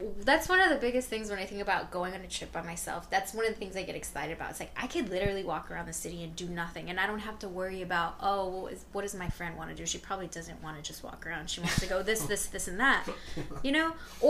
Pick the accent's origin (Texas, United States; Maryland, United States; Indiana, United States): Texas, United States; San Antonio; now in Washington DC area, United States; I'm from San Antonio.